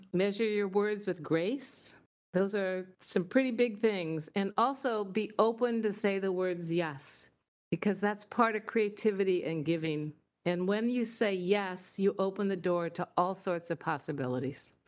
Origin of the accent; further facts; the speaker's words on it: Indiana, United States; moved away as an adult; now in Washington, United States; I came from Indiana